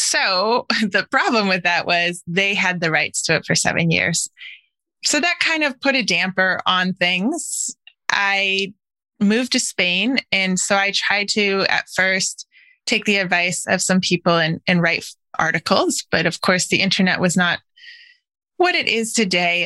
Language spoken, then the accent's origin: English; Wisconsin, United States; moved away; I grew up mostly in Wisconsin